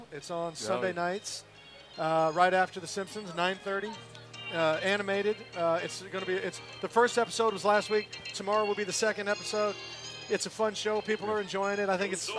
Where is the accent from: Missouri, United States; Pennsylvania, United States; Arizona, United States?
Missouri, United States; Kansas City; now in Los Angeles, United States; my hometown of Kansas City with Paul Rudd, Jason Sudeikis, Eric Stone Street, Dave Koechner. We're all Kansas City guys.